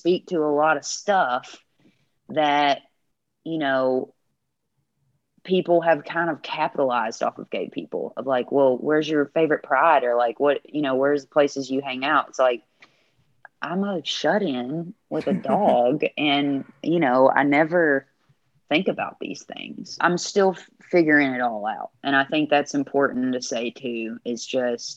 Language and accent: English; the South, United States; As a queer woman in the genre I am and from the South